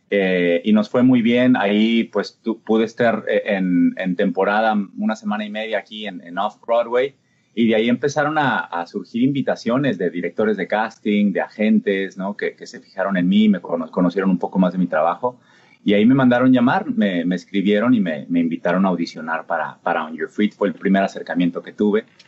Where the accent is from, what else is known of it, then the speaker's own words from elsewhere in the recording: Mexico; moved away; allá en mi país